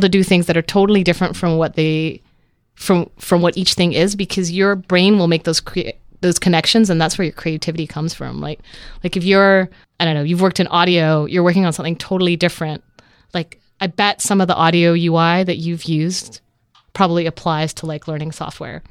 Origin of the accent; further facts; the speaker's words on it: Vancouver, British Columbia, Canada; also born or lived in Netherlands; I moved to Canada when I was a kid and grew up in Vancouver